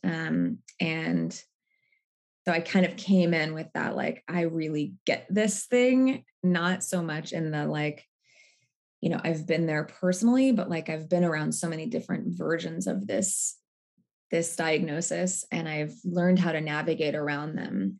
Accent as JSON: {"language": "English", "town": "Seattle", "region": "Washington", "country": "United States", "moved": "yes", "lives_now": "Brooklyn, United States", "said": "I live in Brooklyn, New York. I'm originally from Seattle."}